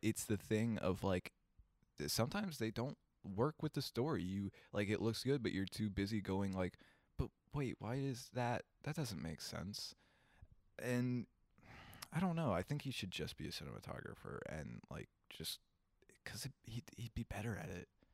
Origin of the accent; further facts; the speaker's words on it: Kentucky, United States; We are from Kentucky